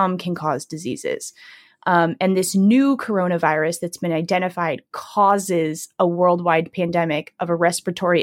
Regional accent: San Diego, California, United States; I'm from San Diego. So we're both from California

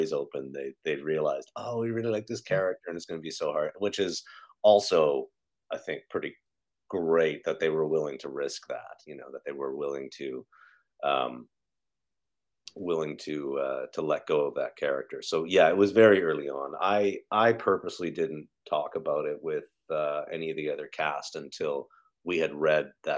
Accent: Calgary, Alberta, Canada; moved away as an adult; also born or lived in Toronto, Ontario; I'm from Calgary, Alberta

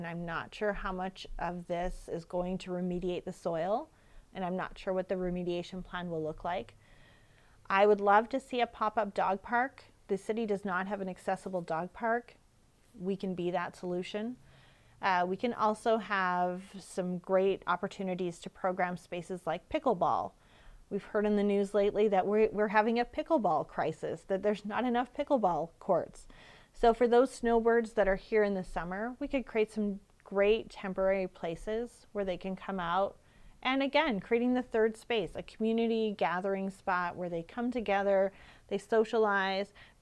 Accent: Regina, Saskatchewan, Canada; I'm from Regina

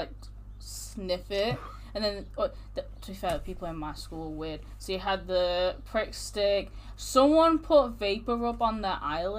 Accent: Manchester, North West England, United Kingdom; We're from Manchester

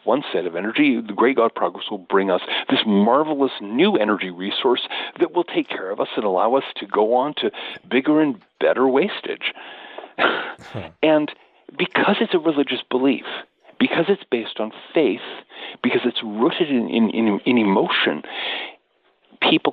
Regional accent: United States; I'm American

